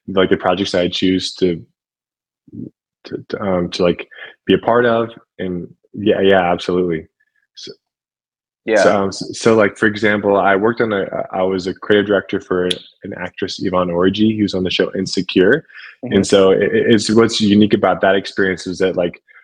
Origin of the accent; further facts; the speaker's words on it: Ohio, United States; moved away as an adult; move back to Ohio, to my hometown